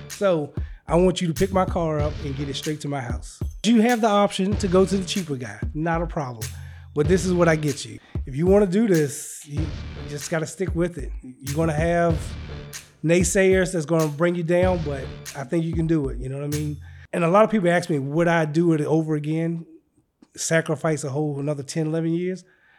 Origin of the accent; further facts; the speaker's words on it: Red Oak, Virginia, United States; I'm from a little small town called Red Oak, Virginia, which is a lot of people don't know about it.